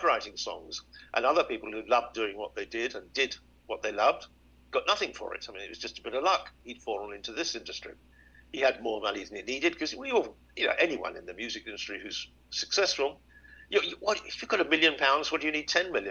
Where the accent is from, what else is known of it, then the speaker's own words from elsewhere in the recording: United Kingdom; we're taught when we're young, certainly in Britain